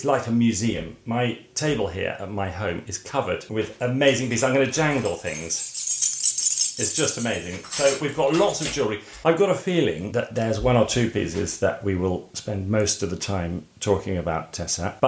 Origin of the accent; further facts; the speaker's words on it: Ipswich, East of England, United Kingdom; I grew up in Ipswich